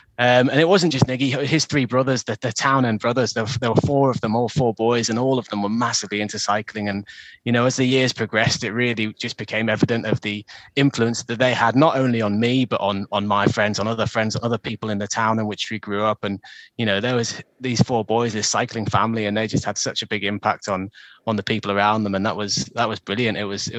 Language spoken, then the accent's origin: English; Lake District, North West England, United Kingdom; I grew up in the Lake District. I was very fortunate to grow up with the outdoors on my doorstep. And so growing up in a place where, you know, you're surrounded by mountains, lakes, rivers, it's all there. It's all on your doorstep. It's part of you.